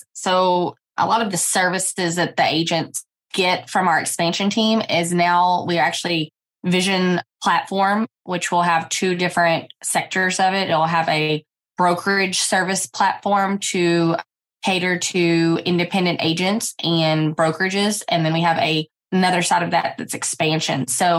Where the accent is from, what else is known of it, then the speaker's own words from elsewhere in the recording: Owensboro, Kentucky, United States; And now we are in my hometown of Owensboro, Kentucky.